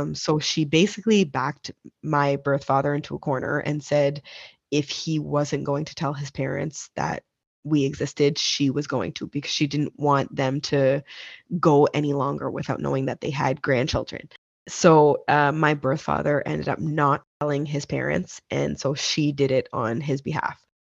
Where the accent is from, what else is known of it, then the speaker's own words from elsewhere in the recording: Nova Scotia, Canada; We were born and raised in Nova Scotia, Canada